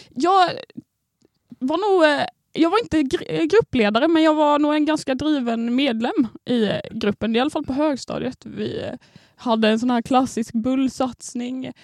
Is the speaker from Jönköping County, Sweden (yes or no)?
yes; Landsbro, Jönköping County, Sweden; moved away; jag kommer då från Småland. Eh, ett Oj. litet samhälle på 1500 personer som heter Landsbro